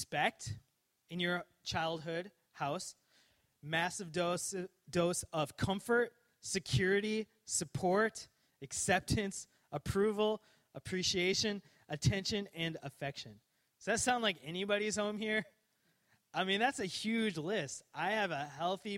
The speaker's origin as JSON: {"language": "English", "town": "Coon Rapids", "region": "Minnesota", "country": "United States", "tie": "born or raised there", "said": "I grew up in Minnesota, Coon Rapids, Minnesota"}